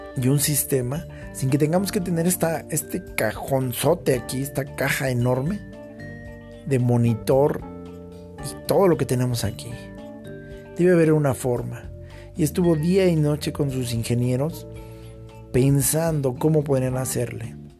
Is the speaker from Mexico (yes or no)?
yes; Mexico; Todos los mexicanos se acuerdan que somos mexicanos